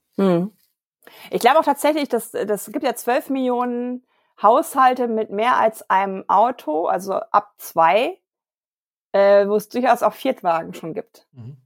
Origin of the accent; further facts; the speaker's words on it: Germany; wir als Deutsche